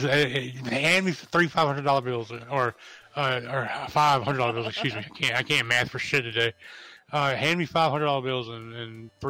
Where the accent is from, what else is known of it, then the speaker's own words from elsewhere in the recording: Hawaii, United States; I'm Hawaiian